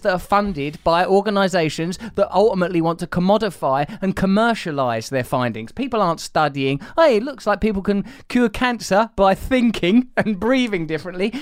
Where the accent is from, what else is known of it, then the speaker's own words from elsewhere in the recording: England, United Kingdom; I'm English